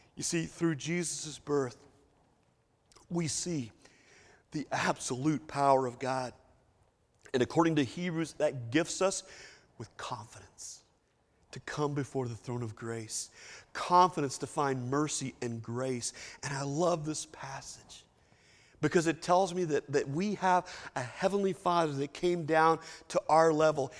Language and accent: English; Lexington, Kentucky, United States; moved away as an adult; I've been gone for thirty years from Lexington, Kentucky